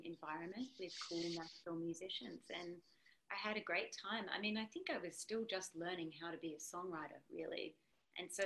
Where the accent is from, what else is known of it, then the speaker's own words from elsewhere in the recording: Australia; being an Aussie